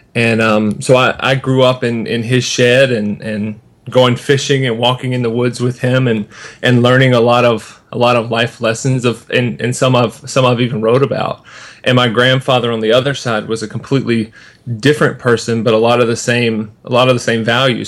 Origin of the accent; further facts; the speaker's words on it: Sanford, North Carolina, United States; I was born in in North Carolina, in a little town called Sanford, and from kindergarten until the time I graduated high school, I went to the same Christian school